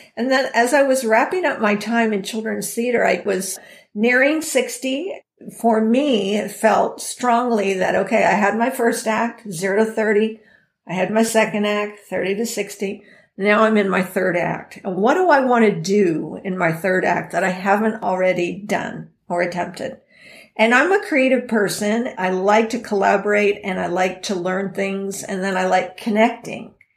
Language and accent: English; San Diego, California, United States; I born and raised in San Diego, had a wonderful growing up time